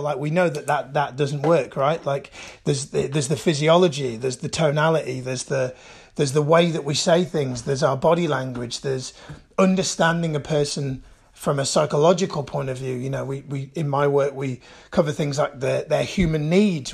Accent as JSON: {"language": "English", "town": "Birmingham", "region": "West Midlands", "country": "United Kingdom", "tie": "born or raised there", "said": "I was born and raised in Birmingham"}